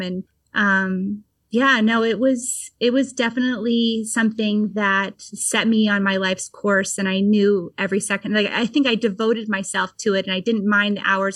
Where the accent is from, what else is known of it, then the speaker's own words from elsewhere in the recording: Vermont, United States; I grew up in Vermont and pretty in a pretty rural area